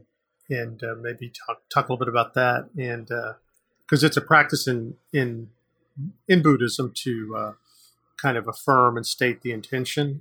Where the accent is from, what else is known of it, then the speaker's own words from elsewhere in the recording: United States; I'm Native American